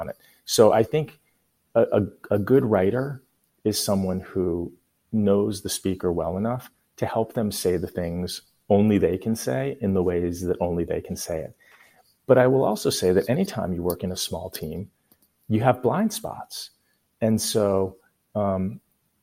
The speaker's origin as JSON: {"language": "English", "town": "Boston", "region": "Massachusetts", "country": "United States", "tie": "born or raised there", "moved": "yes", "said": "I spent some time growing up in Boston"}